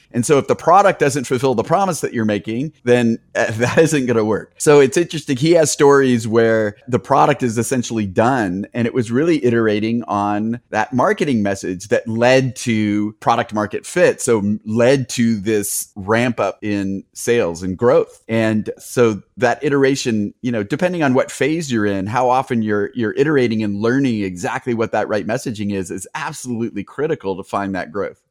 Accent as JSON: {"language": "English", "country": "United States", "also_born_or_lived": "Bay Area", "said": "since I'm American"}